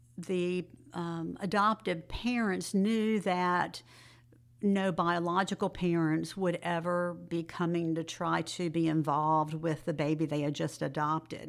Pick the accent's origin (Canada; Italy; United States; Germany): United States; Jacksonville, Florida; moved away as an adult; also born or lived in Summerville, South Carolina; now in Greenville, United States; I grew up in Jacksonville, Florida, and went to Clemson